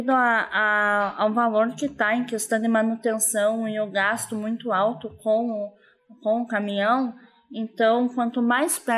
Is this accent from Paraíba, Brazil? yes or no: no; Ponta Grossa, Paraná, Brazil; Vim do Ponta Grossa, saí de lá hoje pela manhã.